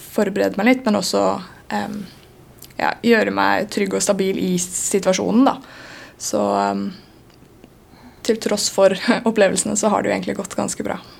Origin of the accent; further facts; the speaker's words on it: Sandefjord, Vestfold, Norway; now in Bergen, Norway; jeg flytta fra Sandefjord